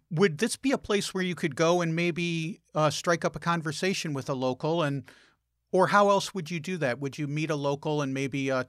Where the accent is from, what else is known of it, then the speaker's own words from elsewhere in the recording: United States; As an American going down there